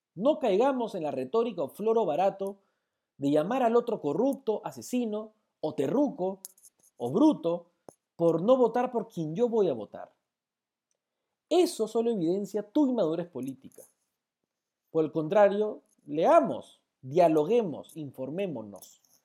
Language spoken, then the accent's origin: Spanish; Peru; como peruanos